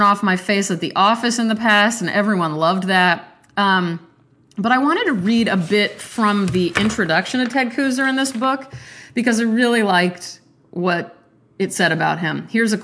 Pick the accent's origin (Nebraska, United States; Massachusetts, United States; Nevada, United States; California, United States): Nebraska, United States; I am from Nebraska, and I really love Nebraska